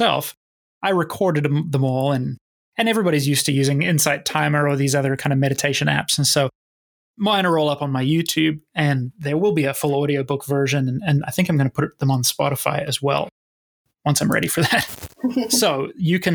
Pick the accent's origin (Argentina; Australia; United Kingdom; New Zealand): New Zealand; the culture I grew up in New Zealand